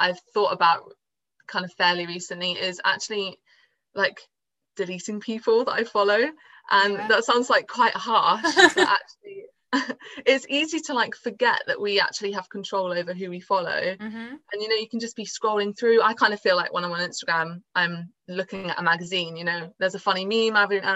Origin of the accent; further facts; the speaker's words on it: Swindon, South West England, United Kingdom; I'm from Swindon in England, down south.